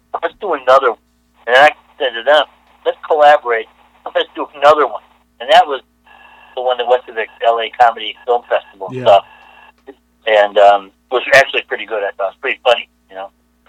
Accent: Chicago, Illinois, United States; I think I was like, you know, 30 years old. I come from Chicago.

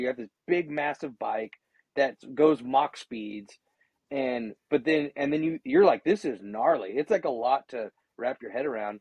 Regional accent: Gonzales, California, United States; I was born and raised in Gonzales, just south of there

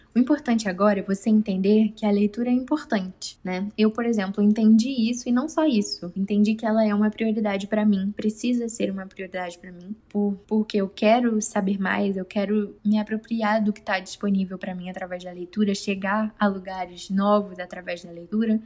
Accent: Rio de Janeiro, Brazil; also born or lived in Guapimirim, Rio de Janeiro; Lembro que quando mudamos da Vila da Penha, na capital do Rio, para Guapimirim, que é mais no interior do estado, nós passamos quase um ano sem televisão em casa e também não tinha internet. Foi entre os meus 14 e 15 anos de idade.

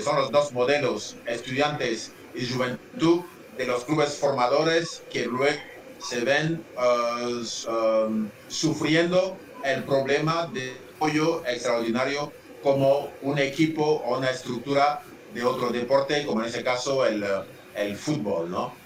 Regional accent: Central African Republic; moved away as an adult; also born or lived in United States / Ferrol, Spain; yo salí de la República Centroafricana para ir a estudiar a Estados Unidos

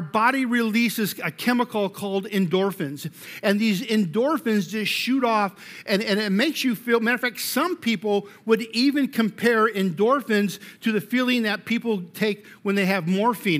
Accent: Colorado, United States; I'm from Colorado

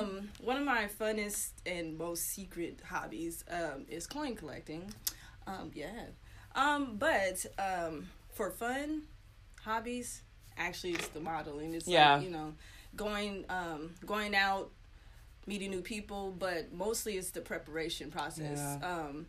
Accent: San Diego, California, United States; also born or lived in Orlando, Florida; I was born there. My dad was in the Navy, but I was raised primarily in San Diego.

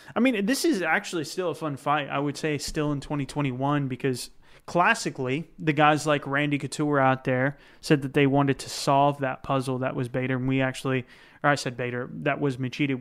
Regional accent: United States; I'm still an American

